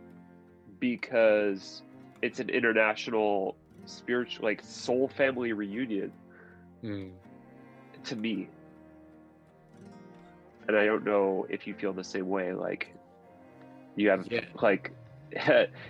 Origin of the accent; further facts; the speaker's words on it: Southern California, United States; I was born in Southern California